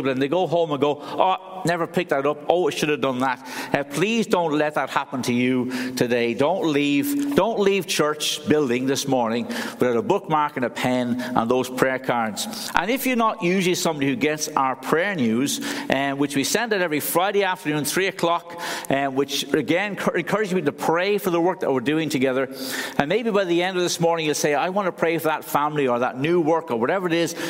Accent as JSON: {"language": "English", "town": "Dublin", "region": "Leinster", "country": "Ireland", "also_born_or_lived": "Cork, Ireland", "moved": "yes", "lives_now": "Moira, United Kingdom", "said": "I'm originally from Dublin"}